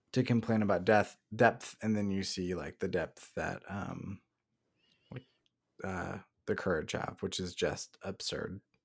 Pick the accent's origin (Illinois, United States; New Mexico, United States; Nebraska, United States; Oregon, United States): Oregon, United States; Salem; Salem, Oregon, my hometown